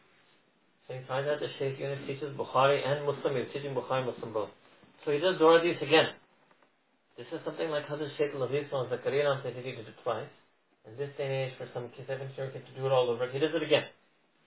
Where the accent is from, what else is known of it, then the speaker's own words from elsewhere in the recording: United States; born and raised in America, like me